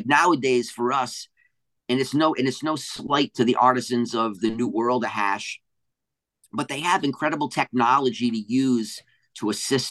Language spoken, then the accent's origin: English; New England, Rhode Island, United States; also born or lived in Hawaii / Bay Area, California / Humboldt, California; now in Northern California, United States; I grew up in New England on the coast